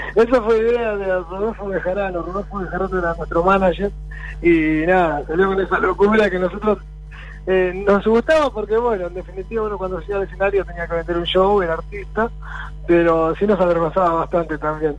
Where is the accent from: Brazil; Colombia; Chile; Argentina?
Argentina; somos argentinos, orgullosos de ser argentinos